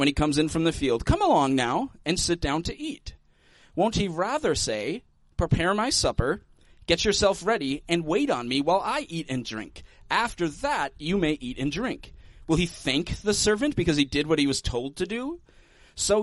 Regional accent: United States; as Americans

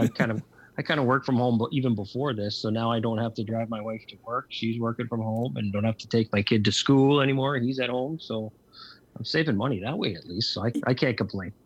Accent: Lucan, Ontario, Canada; I grew up in Lucan, which is just outside of London

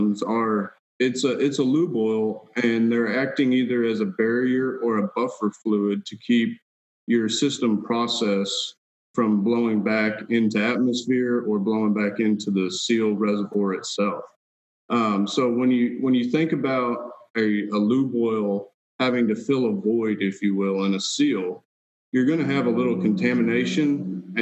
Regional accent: Texas, United States; also born or lived in Washington State; I was born and raised in Texas

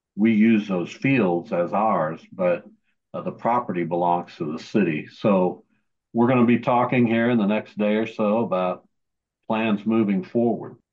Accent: Derby, Kansas, United States; my hometown of Derby, Kansas

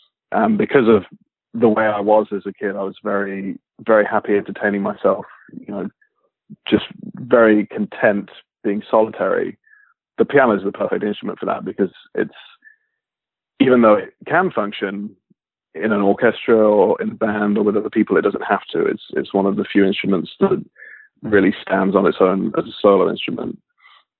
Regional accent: Leicestershire, East Midlands, United Kingdom; moved away as an adult; now in Los Angeles, United States; I grew up in Leicestershire in England

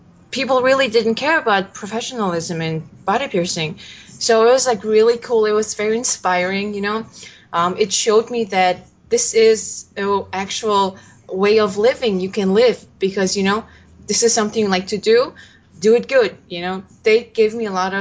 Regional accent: Mongolia; now in San Francisco, United States; I'm from Mongolia

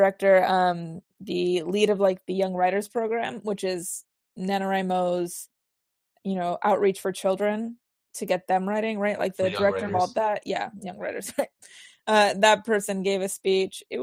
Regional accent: Olympia, Washington, United States; moved away; I grew up in Olympia, which is like an hour or so away from Seattle

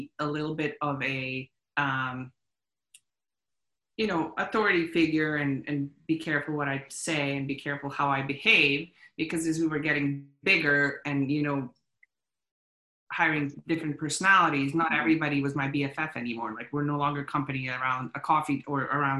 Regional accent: Bosnia & Herzegovina; moved away; I'm a refugee from Bosnia. I've been through war

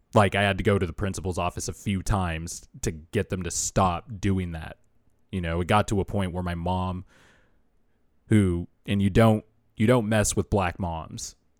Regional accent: Bakersfield, California, United States; I started going to school in Bakersfield in fourth grade

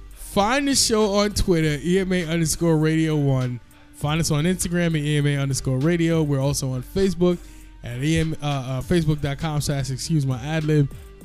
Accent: Guyana; Yes, I'm Guyanese.

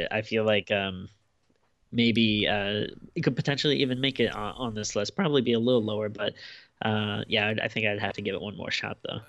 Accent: United States; kid in the nineties growing up in America

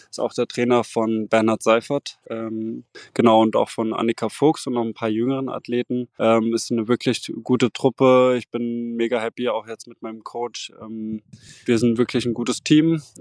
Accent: Mainz, Rhineland-Palatinate, Germany; now in Rostock, Germany; ich habe in Mainz trainiert und bin auch immer noch ähm, ja, mit meiner Heimat verbunden, bin auch noch öfters in Mainz und starte ja auch noch für den USC Mainz. Ähm, ich bin dann nach Rostock gezogen

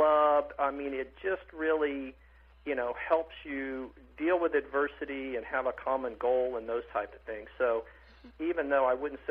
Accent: Athens, Tennessee, United States; also born or lived in Etowah, Tennessee; now in Orlando, United States; I was born in Athens, and not Athens, Greece, but Athens, Tennessee

